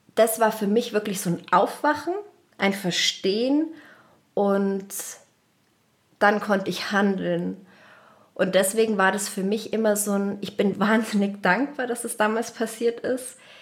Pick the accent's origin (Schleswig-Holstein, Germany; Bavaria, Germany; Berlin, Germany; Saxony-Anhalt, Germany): Bavaria, Germany; Munich; ich bin aus München